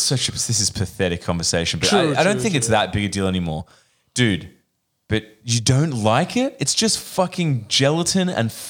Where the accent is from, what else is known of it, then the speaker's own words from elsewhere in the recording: Sydney, New South Wales, Australia; I've obviously grew up on the North Shore